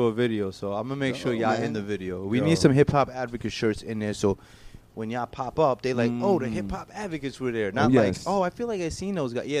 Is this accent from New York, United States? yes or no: yes; New York City, New York, United States; also born or lived in Tampa Bay, Florida; I'm from the Bronx.